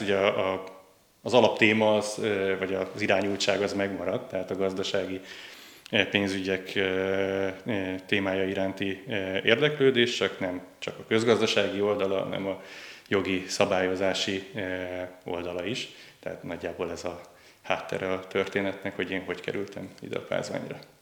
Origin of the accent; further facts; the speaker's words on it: Budapest, Hungary; also born or lived in Győr, Hungary; budapesti vagyok, és főként Budapesten éltem, de Győrben jártam gimnáziumban